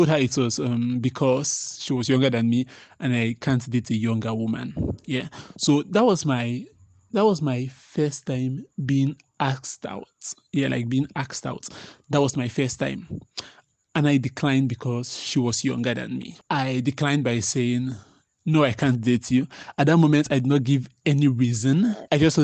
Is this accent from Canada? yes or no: no; Boki, Cross River, Nigeria; I'm from Boki.